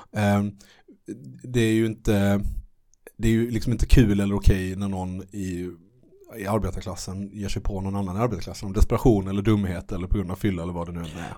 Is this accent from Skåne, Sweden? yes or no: yes; Malmö, Skåne, Sweden; när jag var liten eh, i Malmö